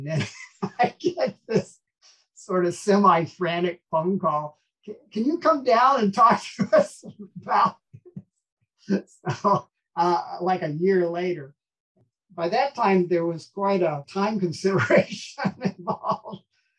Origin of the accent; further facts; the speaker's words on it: Alaska, United States; moved away as an adult; now in Tuscaloosa, United States; So, of course, I was born in Alaska and raised in Alaska.